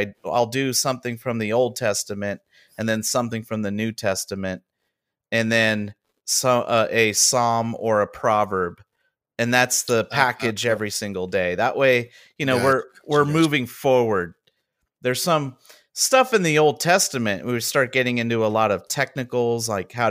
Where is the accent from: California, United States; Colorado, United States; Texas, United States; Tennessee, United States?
California, United States; Southern; I am from Southern California.